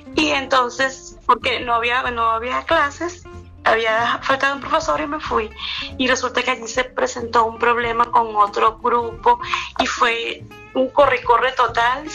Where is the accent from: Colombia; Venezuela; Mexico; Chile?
Venezuela; soy venezolana